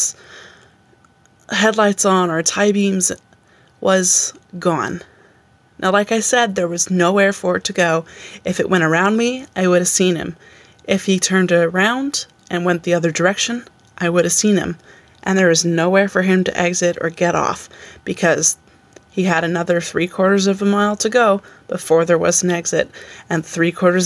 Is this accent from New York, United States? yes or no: yes; a town just outside of Albany, New York, United States; So I said I'm from Albany, but I grew up in a town just outside of Albany.